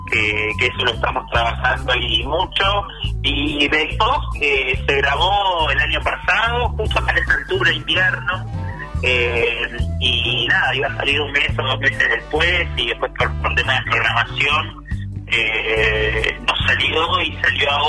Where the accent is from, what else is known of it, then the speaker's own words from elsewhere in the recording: Dolores, Buenos Aires Province, Argentina; now in Buenos Aires, Argentina; yo soy de Dolores de Provincia de Buenos Aires, que que llegué a Buenos Aires con una mochila